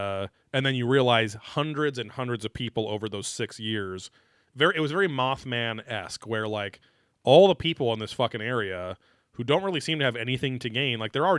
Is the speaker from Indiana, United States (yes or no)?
yes; Indianapolis, Indiana, United States; Southeast Indianapolis. I'm from Southeast Indianapolis.